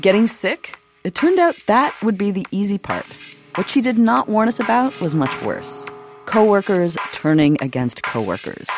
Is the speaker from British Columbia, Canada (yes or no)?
no; Toronto, Ontario, Canada; now in New York, United States; I'm from Toronto